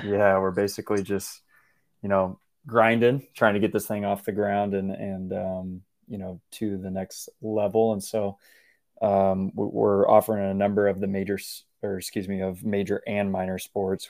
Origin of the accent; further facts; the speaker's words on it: Washington, United States; now in Portland, United States; I grew up in Washington State